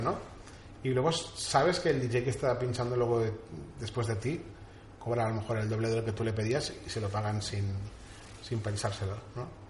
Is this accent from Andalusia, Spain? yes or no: no; Castellón de la Plana, Valencian Community, Spain; somos de España, de Castellón